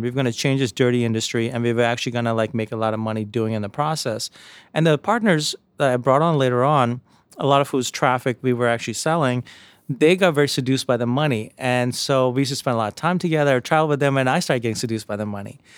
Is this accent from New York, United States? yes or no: yes; New York City, New York, United States; also born or lived in India; My mom raised my brother and I in, uh, in Jamaica, Queens, outside New York City